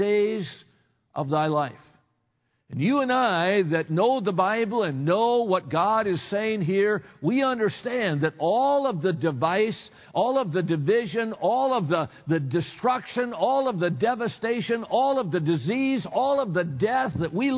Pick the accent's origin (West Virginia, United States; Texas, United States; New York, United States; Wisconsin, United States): Wisconsin, United States; Watertown; I grew up in Watertown, Wisconsin